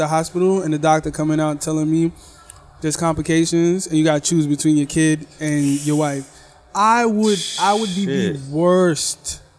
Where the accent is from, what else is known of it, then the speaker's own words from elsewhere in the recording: United States; No, I'm from America.